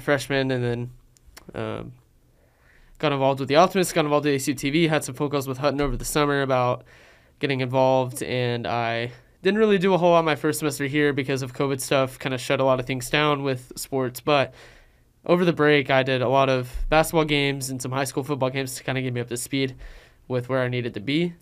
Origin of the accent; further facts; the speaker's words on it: Abilene, Texas, United States; I'm from Abilene